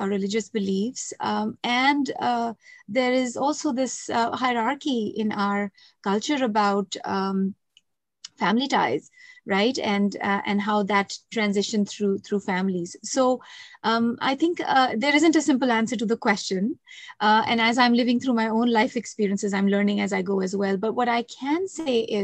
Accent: India; moved away as an adult; now in Canada; growing up in India and coming to Canada in adult years

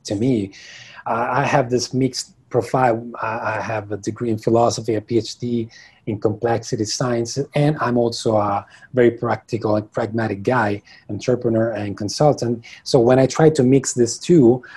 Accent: Rome, Lazio, Italy; I'm from Italy. I'm from Rome. I'm currently from Rome. Yeah, this is where I was born. This is where I live the majority of my life

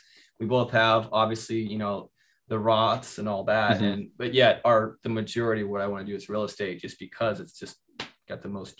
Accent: Kansas, United States; I grew up in Kansas

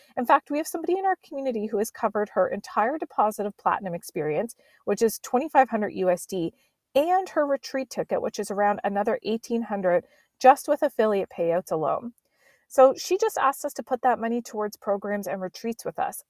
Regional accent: Nova Scotia, Canada; accent: East Coast; now in Vancouver Island, Canada; I was growing up back in Nova Scotia as a kid

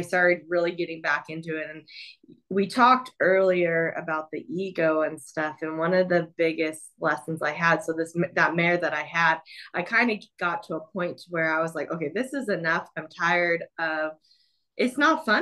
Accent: Southern California, United States; I grew up down in Southern California

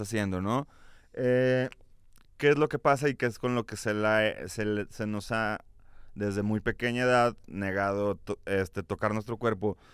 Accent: Guadalajara, Jalisco, Mexico; y yo somos de Guadalajara

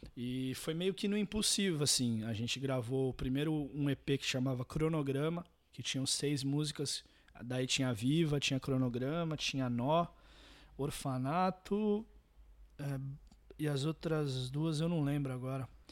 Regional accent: Santos, São Paulo, Brazil; eu nasci em Santos, …, litoral de São Paulo

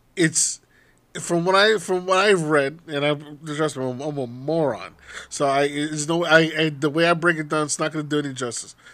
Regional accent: United States

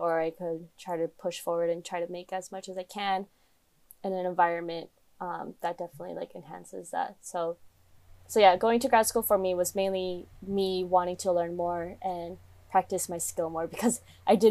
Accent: Coachella Valley, California, United States; I'm from the Coachella Valley

